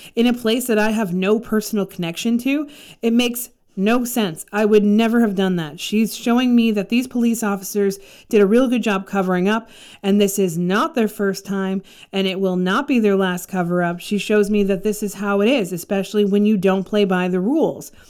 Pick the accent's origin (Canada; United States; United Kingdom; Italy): Canada; I'm from Canada